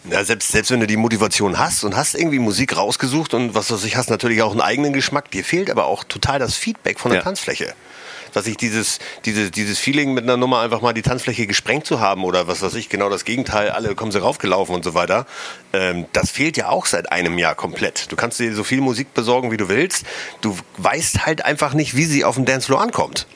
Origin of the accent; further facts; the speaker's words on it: Hamburg, Germany; Ich als Hamburger